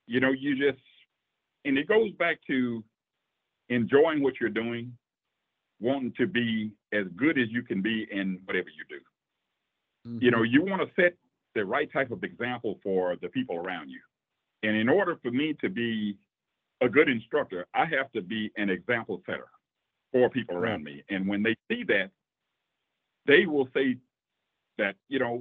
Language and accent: English; Louisiana, United States; growing up in Louisiana as a kid